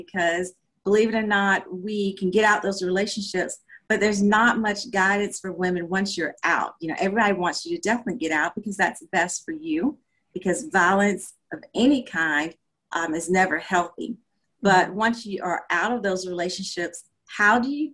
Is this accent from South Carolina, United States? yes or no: yes; South Carolina, United States; now in Georgia, United States; I'm originally from South Carolina. I currently reside in the state of Georgia.